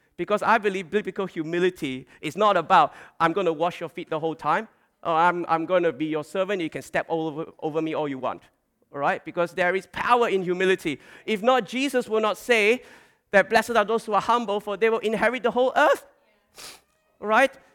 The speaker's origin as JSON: {"language": "English", "country": "Malaysia", "tie": "born or raised there", "moved": "yes", "lives_now": "Australia", "said": "growing up in Malaysia, and also when we came to, came to Australia"}